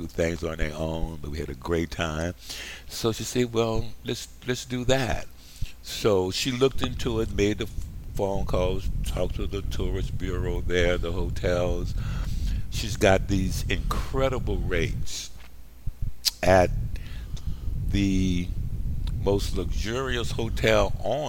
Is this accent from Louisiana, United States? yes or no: yes; New Orleans, Louisiana, United States; moved away; I'm from New Orleans